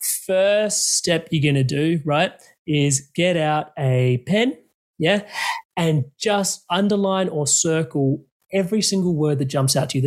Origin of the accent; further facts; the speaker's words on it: India; I know I'm Indian